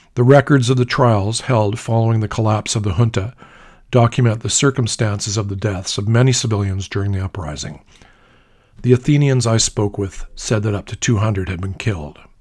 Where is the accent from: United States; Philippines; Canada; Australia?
Canada; I flashed the Canadian flag sewn onto my day satchel and apologized to prove I was Canadian